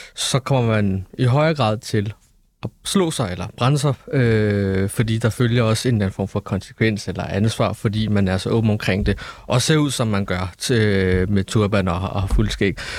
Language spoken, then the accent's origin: Danish; Denmark; nu er jeg født og opvokset i Danmark